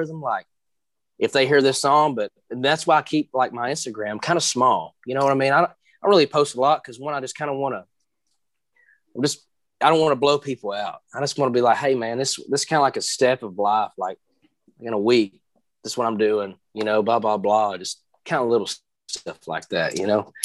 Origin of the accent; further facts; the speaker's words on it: Maryville, Tennessee, United States; I'm from Maryville, Tennessee, and which is right outside of Knoxville